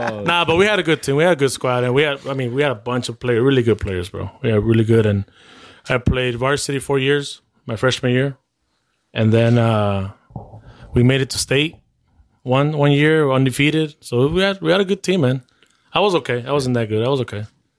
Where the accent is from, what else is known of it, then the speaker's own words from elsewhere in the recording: Edison, Illinois, United States; also born or lived in Cicero; I grew up with them in Edison.